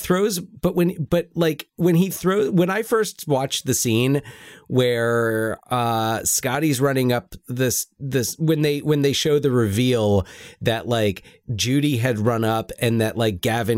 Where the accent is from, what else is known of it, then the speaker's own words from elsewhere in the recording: United Kingdom; I'm British.